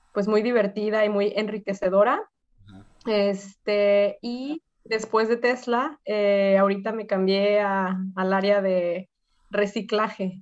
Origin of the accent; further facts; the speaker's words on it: Guadalajara, Jalisco, Mexico; moved away as an adult; also born or lived in Tromsø, Norway; now in Oslo, Norway; yo soy de Guadalajara